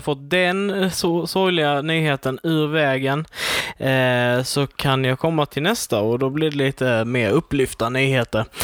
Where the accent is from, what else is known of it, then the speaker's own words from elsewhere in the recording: Sweden; jag är svensk